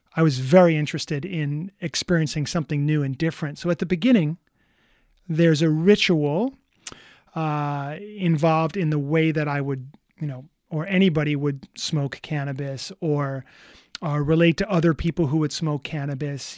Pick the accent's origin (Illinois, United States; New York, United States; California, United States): New York, United States; New York City; I'm from New York City